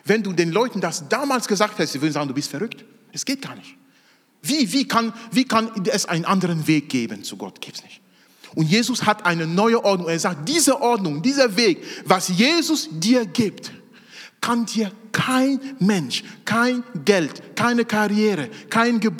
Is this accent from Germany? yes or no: no; Cameroon; Ich komme aus Kamerun, aus Afrika. Da gibt es bei weitem nicht so viele psychische Krankheiten wie hier.